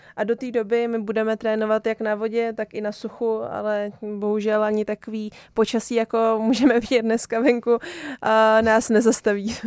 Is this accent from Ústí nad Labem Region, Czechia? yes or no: yes; Roudnice nad Labem, Ústí nad Labem Region, Czechia; já jsem vlastně rodě, do, rodačka z Roudnice